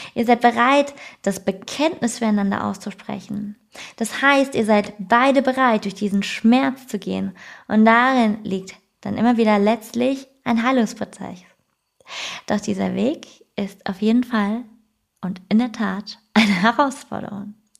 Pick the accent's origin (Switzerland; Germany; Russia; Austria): Germany; also born or lived in Frankfurt area; bei mir als Deutsche